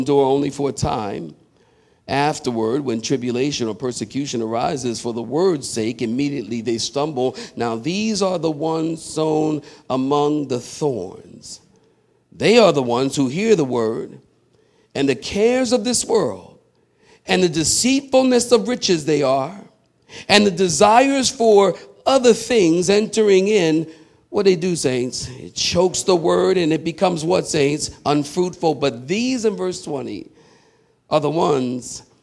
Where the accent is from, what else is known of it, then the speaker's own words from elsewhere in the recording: Philadelphia, Pennsylvania, United States; I'm from Philly